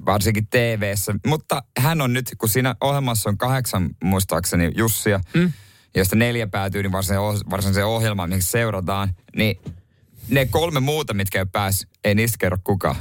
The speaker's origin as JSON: {"language": "Finnish", "town": "Seinäjoki", "region": "South Ostrobothnia", "country": "Finland", "said": "mä oon Seinäjoelta itse"}